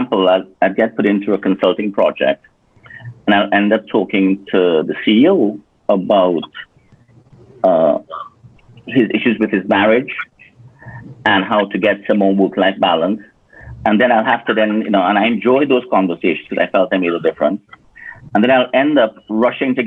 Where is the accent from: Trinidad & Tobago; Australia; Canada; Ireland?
Trinidad & Tobago; Point Fortin; moved away as an adult; also born or lived in United States; I was raised in Trinidad and Tobago, in one of the villages called Point Fortin